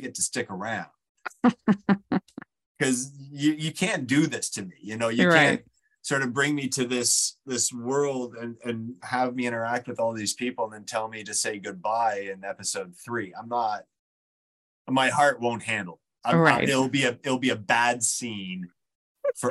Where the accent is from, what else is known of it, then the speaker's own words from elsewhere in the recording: New Brunswick, Canada; I grew up in New Brunswick. I was born in New Brunswick